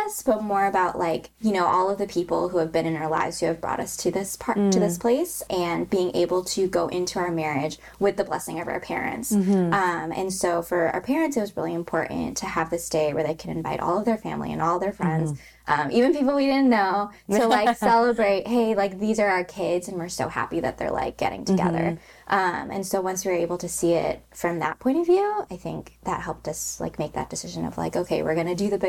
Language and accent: English; Illinois, United States; moved away as an adult; now in Los Angeles, United States; I grew up in Illinois in like a very non-Asian area.